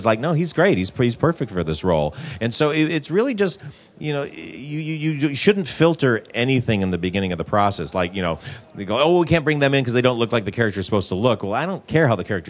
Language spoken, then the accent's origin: English; Detroit, Michigan, United States; I'm from Michigan, so you kind of go with what you know, also.